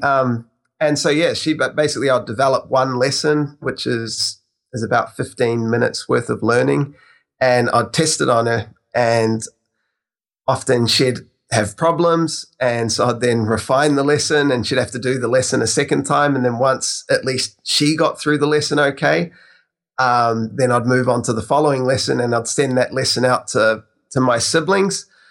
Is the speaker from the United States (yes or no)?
no; New Zealand; I'm actually from New Zealand, so I'm on the other side of the world.